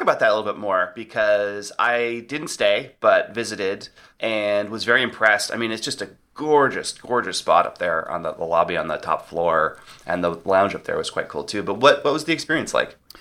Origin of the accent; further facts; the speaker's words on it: United States; we, since we have not adopted chip and pin in the U S